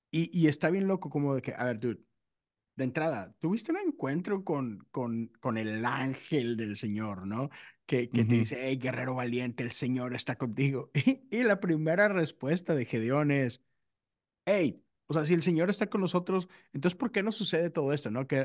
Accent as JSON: {"language": "Spanish", "town": "Monterrey", "region": "Nuevo León", "country": "Mexico", "said": "Soy de Monterrey"}